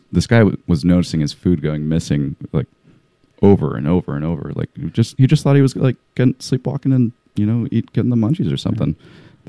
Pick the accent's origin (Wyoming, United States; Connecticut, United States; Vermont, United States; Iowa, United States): Vermont, United States; Vermont. Vermont, yeah.